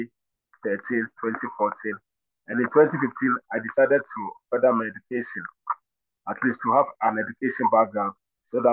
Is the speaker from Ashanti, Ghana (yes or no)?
yes; Kumasi, Ashanti, Ghana; also born or lived in Sekedumase; I'm from Kumasi. I was raised up in Kumasi in the Ashanti region